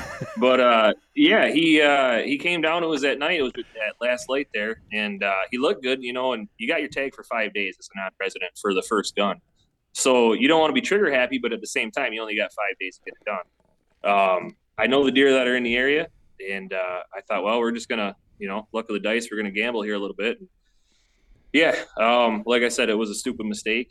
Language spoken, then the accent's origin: English; Bay City, Michigan, United States; No, I'm in Bay City, Michigan. Basically, I'm a couple miles from Saginaw Bay